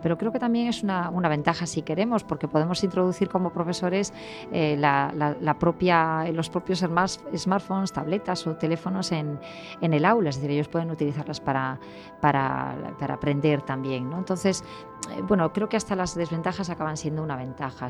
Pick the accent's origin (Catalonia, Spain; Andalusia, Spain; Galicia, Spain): Galicia, Spain; A Coruña; now in Vigo, Spain; soy de La Coruña y vivo en Vigo